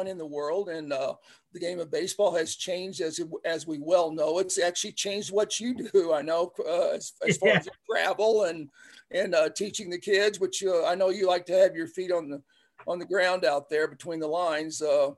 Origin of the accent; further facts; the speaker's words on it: Gideon, Missouri, United States; also born or lived in Cape Girardeau, Missouri; I was born in Cape Girardeau. I grew up in a little town of Gideon, which is about 1,000 people